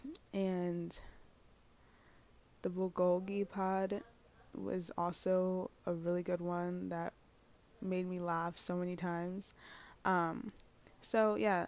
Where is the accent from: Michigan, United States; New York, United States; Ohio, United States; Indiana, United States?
New York, United States; New York City; I'm from New York City.